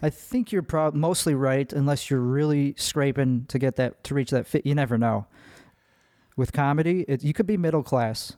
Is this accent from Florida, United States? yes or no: no; Chicago, Illinois, United States; accent: Midwest; now in Austin, United States; I am from Chicago